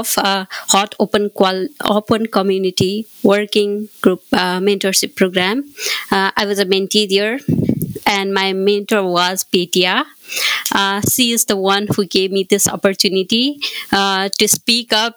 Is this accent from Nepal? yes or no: yes; Nepal; from Nepal